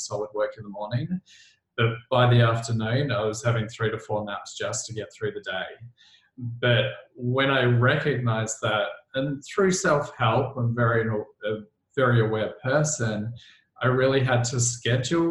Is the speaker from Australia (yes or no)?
yes; Melbourne, Victoria, Australia; I'm from Melbourne, Australia, which is like the coffee capital of the world.